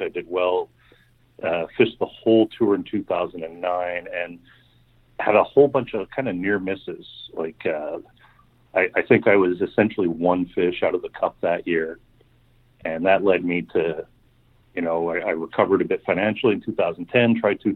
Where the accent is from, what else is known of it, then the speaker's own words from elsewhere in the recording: Canada; Growing up in Canada here